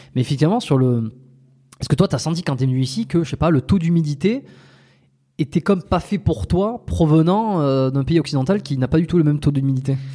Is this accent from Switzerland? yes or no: no; France; moved away as an adult; also born or lived in Montreal, Canada; on est des expatriés, tu vois, on est français, on est euh, ici. Moi, j'ai vécu 5 ans à Montréal, au Canada.